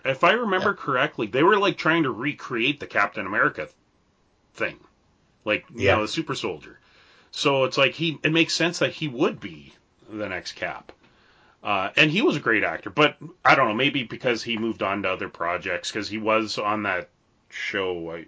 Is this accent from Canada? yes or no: yes; Canada; being a Canadian